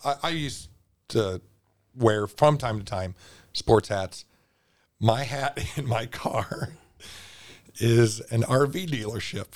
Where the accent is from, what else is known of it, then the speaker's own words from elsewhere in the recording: Cedar Rapids, Iowa, United States; I'm from Cedar Rapids